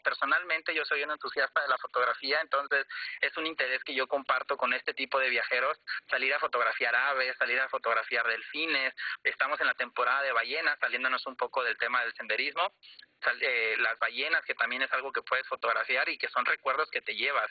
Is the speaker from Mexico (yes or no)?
yes; Mexico; Nosotros como mexicanos